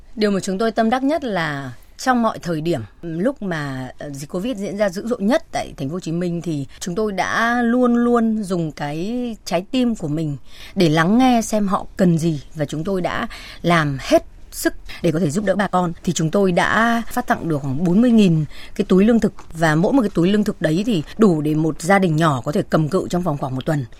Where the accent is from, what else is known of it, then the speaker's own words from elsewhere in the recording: Hanoi, Vietnam; công dân Hà Nội đã bay vào